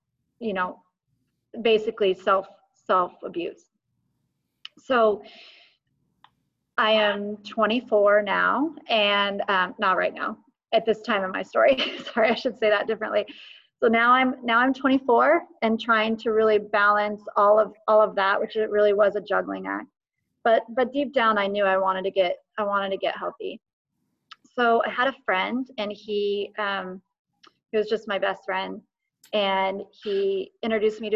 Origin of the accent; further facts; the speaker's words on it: Eugene, Oregon, United States; I grew up in Faith Center, Eugene